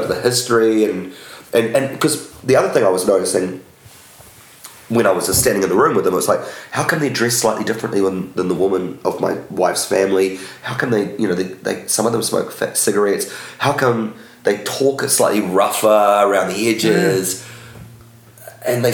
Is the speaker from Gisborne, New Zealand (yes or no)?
no; Wellington, New Zealand; I grew up in Wellington